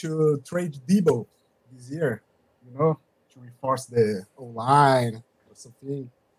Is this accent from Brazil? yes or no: yes; São Paulo, Brazil; I'm from Brazil.